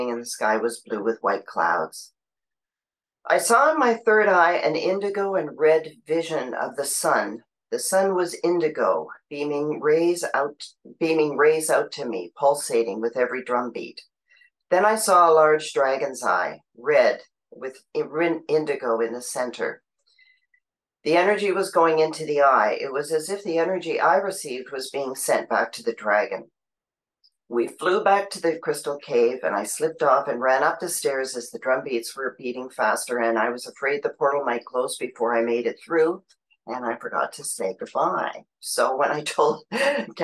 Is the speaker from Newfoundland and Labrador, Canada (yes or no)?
no; Ottawa, Ontario, Canada; I'm from Ottawa, Canada